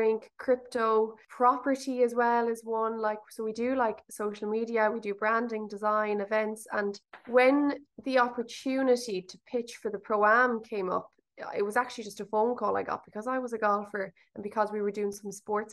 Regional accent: Limerick, Munster, Ireland; I'm from Limerick

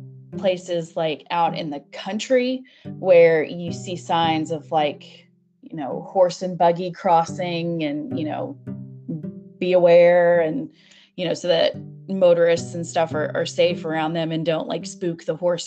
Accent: United States; also born or lived in Kentucky; I'm from the United States because my accent

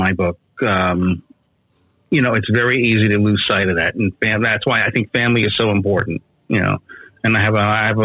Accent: New York City, New York, United States; moved away; also born or lived in Brooklyn / Beacon, New York; I grew up on the Upper West Side of Manhattan.

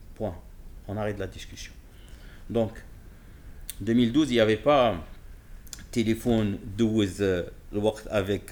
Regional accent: Casablanca, Casablanca-Settat, Morocco; je ne viens pas de Genève, je viens de Casablanca.

